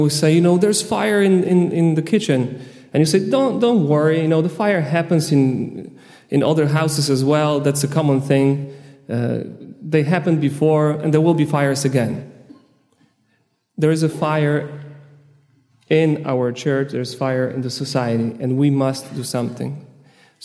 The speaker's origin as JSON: {"language": "English", "country": "Poland", "said": "I'm from Poland"}